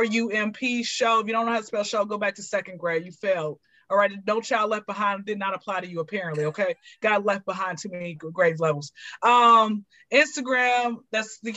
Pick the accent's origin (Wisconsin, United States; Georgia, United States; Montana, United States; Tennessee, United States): Georgia, United States; Atlanta; I am born and raised in Atlanta. I've been here since I was zero